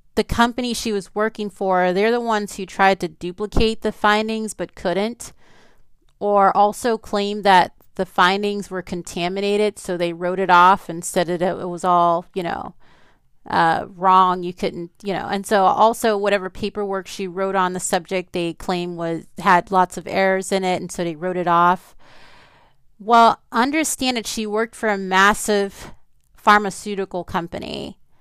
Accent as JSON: {"language": "English", "town": "New Orleans", "region": "Louisiana", "country": "United States", "tie": "born or raised there", "said": "I grew up in New Orleans, Louisiana"}